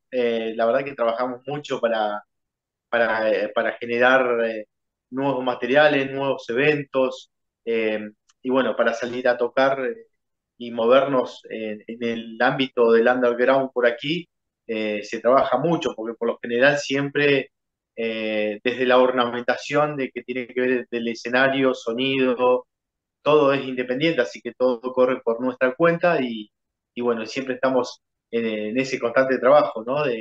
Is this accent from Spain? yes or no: no; Uruguay; esperando que se acomode nuestro país y sí, la verdad que un punto ideal sería México.